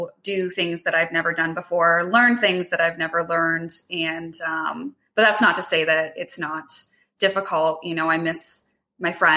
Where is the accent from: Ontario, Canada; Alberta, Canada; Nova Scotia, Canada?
Ontario, Canada; Hamilton; I grew up in Hamilton. So I live like right around the corner from my childhood home